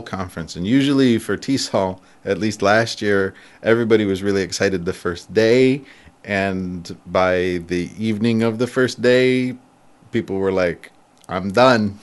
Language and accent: English; near Ann Arbor, Michigan, United States; also born or lived in San Francisco; now in Japan; I grew up near Ann Arbor.